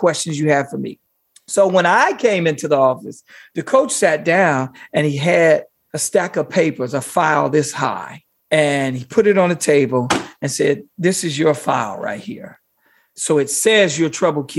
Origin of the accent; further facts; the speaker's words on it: Gary, Indiana, United States; moved away as an adult; also born or lived in Montana / Las Vegas; I'm a kid from Gary. Gary is predominantly African-American